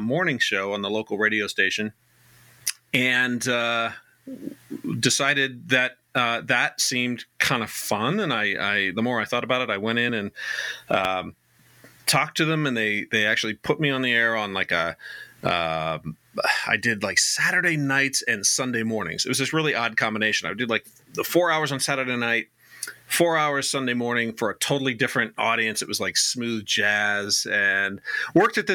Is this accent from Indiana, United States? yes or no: no; Riverside, California, United States; moved away as an adult; also born or lived in East Coast; I grew up in Riverside, which is not too far from Hemet